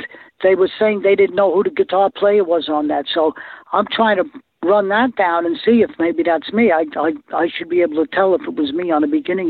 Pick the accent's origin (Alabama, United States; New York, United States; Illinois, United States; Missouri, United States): New York, United States; New York City; moved away as an adult; also born or lived in Florida; growing up in the Bronx in New York and going to Catholic school for a while, and then going into the Navy, and then playing music down in Florida if I got out of the Navy